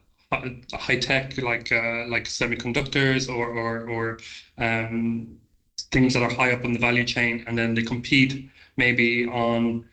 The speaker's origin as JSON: {"language": "English", "country": "Ireland", "said": "being an Irish citizen"}